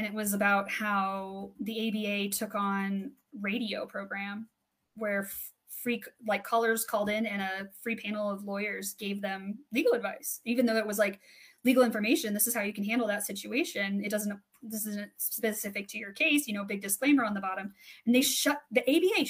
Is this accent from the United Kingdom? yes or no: no; 10 minutes from Nebraska, Colorado, United States; my hometown's 10 minutes from Nebraska